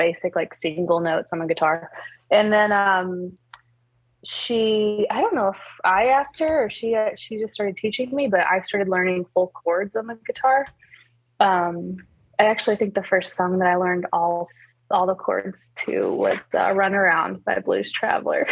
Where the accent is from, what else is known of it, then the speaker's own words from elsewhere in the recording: Auburn, Alabama, United States; moved away as an adult; also born or lived in southern Mexico; now in Loveland, United States; Auburn is where I was born and raised, and I lived there all my life